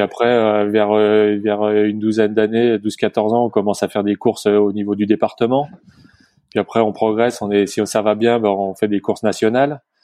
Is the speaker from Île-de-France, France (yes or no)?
no; Morillon, Auvergne-Rhône-Alpes, France; also born or lived in Bonneville; je suis de, de Morillon, le Grand Massif, à côté de Samoin, les Carreaux, Flaine. et donc j'ai grandi, j'ai grandi à Morillon